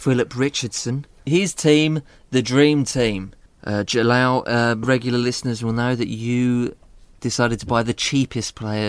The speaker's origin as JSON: {"language": "English", "town": "Dagenham", "region": "London", "country": "United Kingdom", "tie": "born or raised there", "also_born_or_lived": "Croydon", "said": "I grew up in Dagenham."}